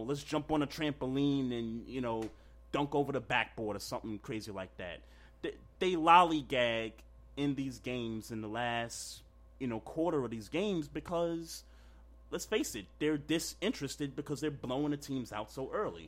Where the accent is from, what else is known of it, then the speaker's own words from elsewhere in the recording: New York, United States; my my hometown.